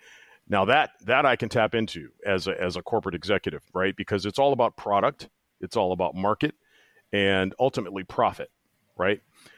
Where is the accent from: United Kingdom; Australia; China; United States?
United States; East Coast; also born or lived in Midwest; so I'm originally from the East Coast, spent most of my life in the Midwest, and now I plan on spending the remainder of my time on the planet on the West Coast.